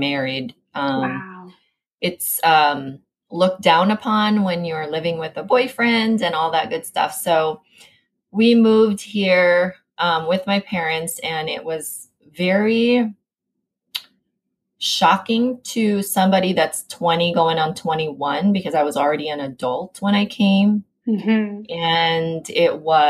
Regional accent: Philippines; moved away as an adult; also born or lived in Southern California; now in United States; I was born and raised in the Philippines

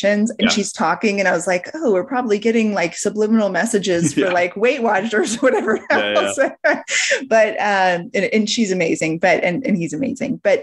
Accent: Colorado, United States; my home state of Colorado

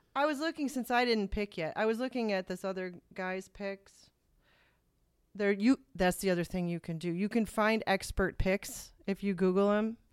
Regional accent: Toledo, Ohio, United States; we're from Toledo

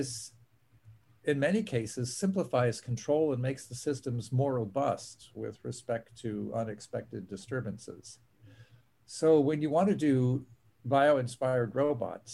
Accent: Pittsburgh, Pennsylvania, United States; moved away; I grew up in Pittsburgh, Pennsylvania

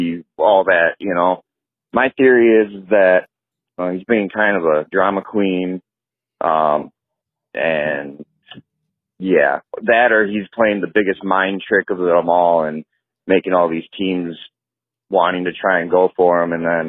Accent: Wisconsin, United States; I'm from Wisconsin, so I'm a big Green Bay Packer fan.

